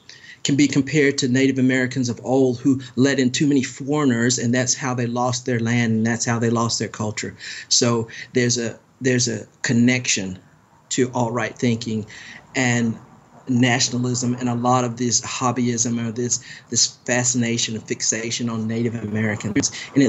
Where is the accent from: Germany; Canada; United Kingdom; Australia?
Germany; born there; I particularly studied Germany because I was born in Germany. My father was in the military